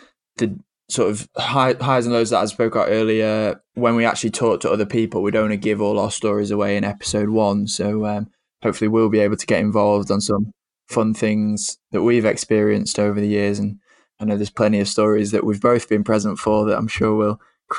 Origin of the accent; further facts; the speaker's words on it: Cheshire, North West England, United Kingdom; accent: northern; also born or lived in Bath; I'm from Cheshire, which is just south of Manchester, just north of Stoke, is the easiest way to describe it. If you don't know where they are, it's kind of like in the middle. You just put a dot in the middle of the country and you're probably not far off. Currently live here still.